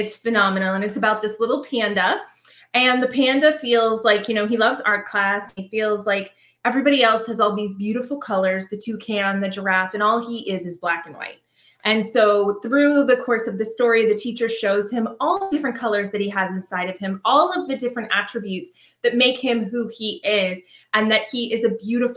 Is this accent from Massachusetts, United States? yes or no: yes; Boston, Massachusetts, United States; now in Savannah, United States; I'm originally from Boston, Massachusetts, but I live now outside of Savannah, Georgia